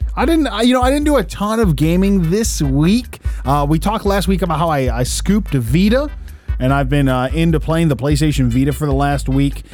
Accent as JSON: {"language": "English", "town": "Detroit", "region": "Michigan", "country": "United States", "said": "we're from Detroit"}